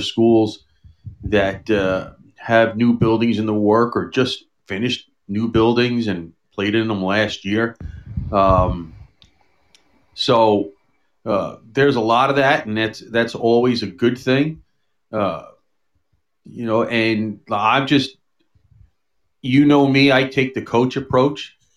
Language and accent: English; New York City, New York, United States; also born or lived in Long Island; I grew up here in in New York City and Long Island